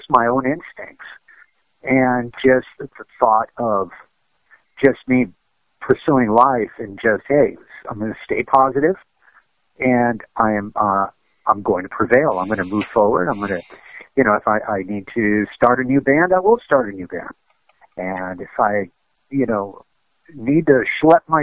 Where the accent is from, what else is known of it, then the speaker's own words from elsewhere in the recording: United States; also born or lived in Cuba; growing up in America, when I was, you know, living with my parents, that was a Cuban household